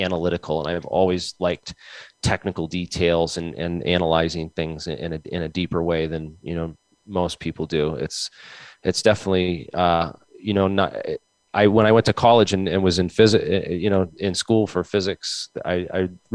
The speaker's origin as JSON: {"language": "English", "town": "Mansfield", "region": "Massachusetts", "country": "United States", "tie": "born or raised there", "moved": "yes", "lives_now": "Rhode Island, United States", "said": "I was born in Southeastern Mass. Actually, I grew up in between Boston and Providence in a town called Mansfield"}